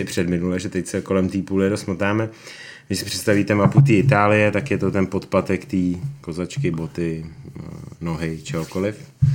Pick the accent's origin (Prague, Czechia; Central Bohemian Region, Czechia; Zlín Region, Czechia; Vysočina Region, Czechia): Prague, Czechia; Já jsem Pražák